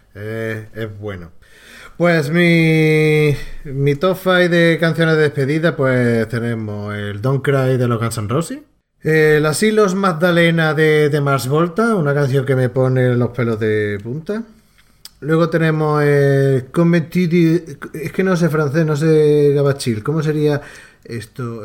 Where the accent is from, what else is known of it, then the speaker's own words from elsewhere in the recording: Andalusia, Spain; tres paletos andaluces